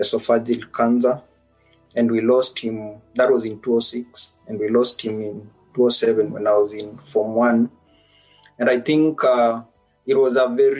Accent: Naya village, Butere sub-county, Kakamega County, Kenya; moved away as an adult; now in Oxford, United Kingdom; born in Naya village, that is Butere sub-county, Kakamega County, and that is where I grew up until I was 18.

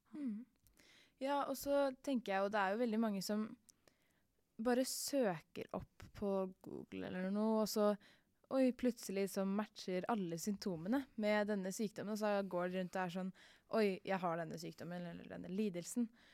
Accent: Oslo, Norway; er 14 år og kommer fra Mortensrud i Oslo.

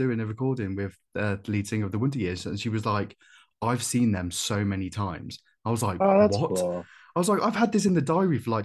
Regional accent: United Kingdom; I'm British

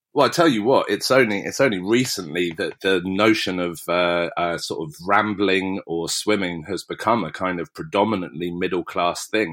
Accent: West Berkshire, South East England, United Kingdom; I grew up in West Berkshire and it's beautiful.

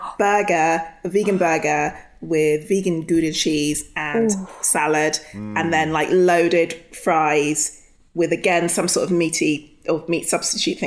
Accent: London, United Kingdom; I am from Tottenham actually

